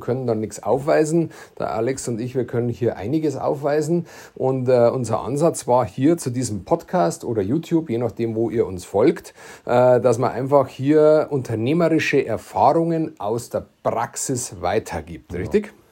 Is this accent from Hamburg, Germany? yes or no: no; Bavaria, Germany; accent: Bavarian; dass man das Bayerisch versteht